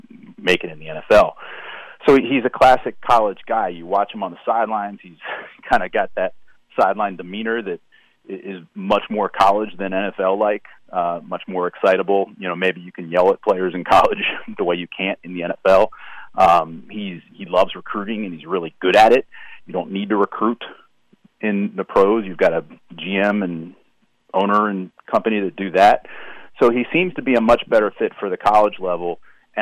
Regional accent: Washington, District of Columbia, United States; moved away; I grew up mainly in the Washington, D.C. area

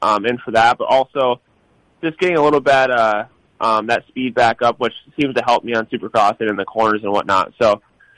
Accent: Illinois, United States; I grew up in Illinois, which raced a lot of mud and a lot of different types of dirt

